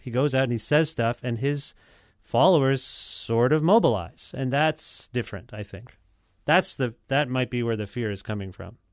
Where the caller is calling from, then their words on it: Guelph, Ontario, Canada; I'm calling you from Guelph, Ontario, where I'm an hour uh, west of Toronto.